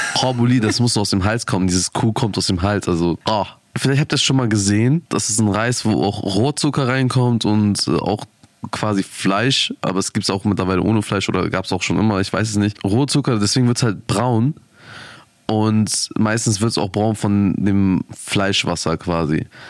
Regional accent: Germany; ich bin full deutsch natürlich

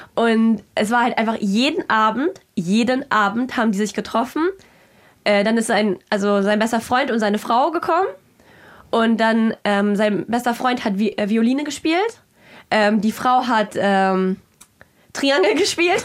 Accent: Kazakhstan; moved away; ich bin in Kasachstan geboren ich habe aber ganz wilde Roots

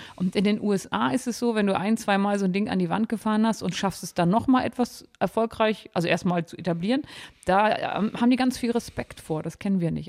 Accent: Harz, Lower Saxony, Germany; ich komme ja aus Niedersachsen gebürtig

